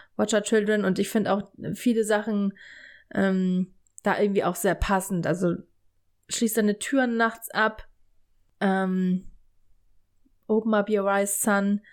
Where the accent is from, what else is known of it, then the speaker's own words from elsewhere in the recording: Stade, Lower Saxony, Germany; bei uns in Stade